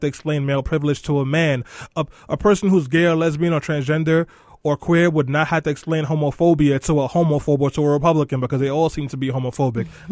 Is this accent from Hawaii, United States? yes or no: no; New York City, New York, United States; in Brownsville, the neighborhood that I grew up